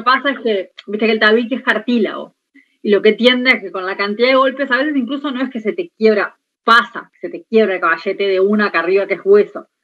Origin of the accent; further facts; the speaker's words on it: Montevideo, Uruguay; yo soy de La Teja